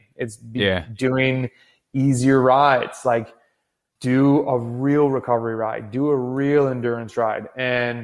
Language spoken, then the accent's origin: English; United States; as American cyclists